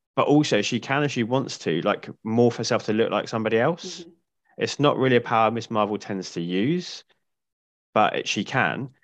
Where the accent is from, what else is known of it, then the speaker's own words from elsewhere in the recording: United Kingdom; being British